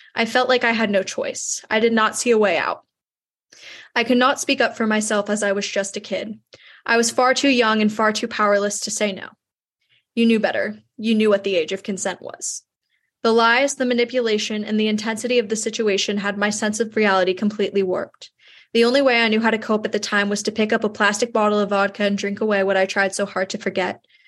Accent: New York, United States; my hometown in New York

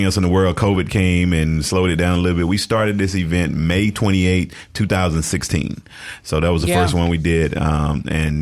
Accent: Jackson, Mississippi, United States; born and raised in Jackson

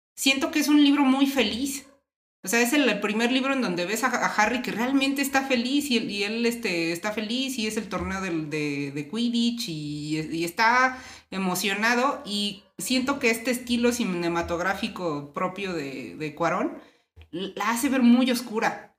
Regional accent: Mexico City, Mexico; nosotros somos aquí de la Ciudad de México

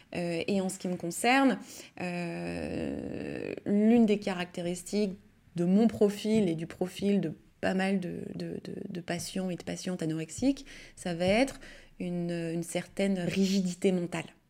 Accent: Lyon, Auvergne-Rhône-Alpes, France; Je suis née à Lyon, j'ai grandi à Lyon

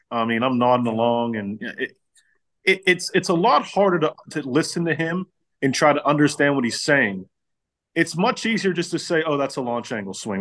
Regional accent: Pittsburgh, Pennsylvania, United States; I'm from uh, the city of Pittsburgh

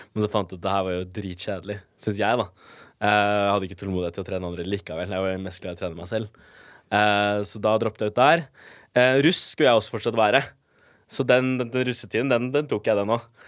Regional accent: Bærum, Akershus, Norway; also born or lived in Colombia; jeg er oppvokst på Jar

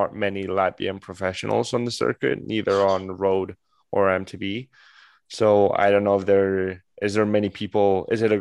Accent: Spain; I'm Spanish, I'm from Spain

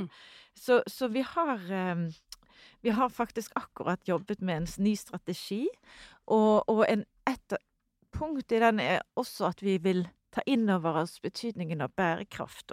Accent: Norway; Vi kommer, kommer fra Norge

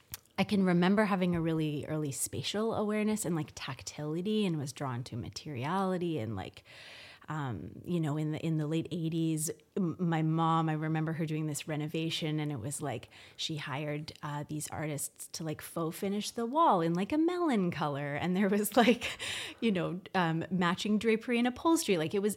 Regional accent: Victoria, British Columbia, Canada; also born or lived in Newfoundland / Toronto; So I was born in Newfoundland, but I moved to Victoria when I was only 3 months old. My dad was in the military and he was posted and we lived on the base. And then I grew up in Victoria until I kind of left to go to university in Toronto.

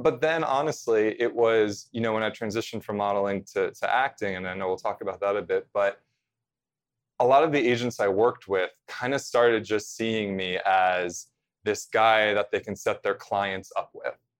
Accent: central New Jersey, United States; I grew up in central New Jersey, about forty-five minutes, you know, drive to New York City

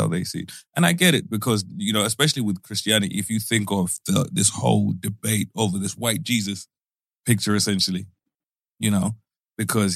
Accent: Zimbabwe; growing up in Zimbabwe

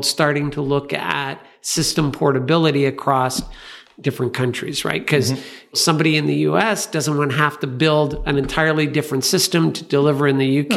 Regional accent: Canada; coming from Canada

